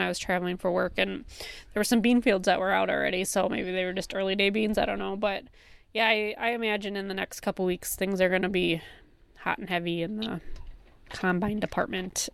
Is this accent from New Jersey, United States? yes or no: no; near Summerfest, Wisconsin, United States; growing up near Summerfest